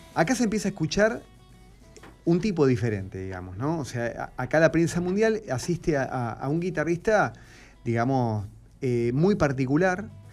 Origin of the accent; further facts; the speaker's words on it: Argentina; como argentino